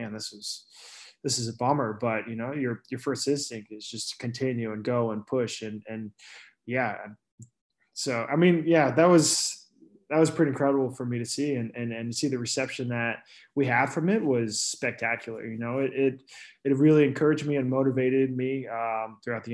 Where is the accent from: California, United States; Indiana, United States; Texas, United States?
Texas, United States; Houston; also born or lived in Girona, Spain; now in Austin, United States; I am from Houston. So I grew up there, and about 10 years ago after high school, I moved to Austin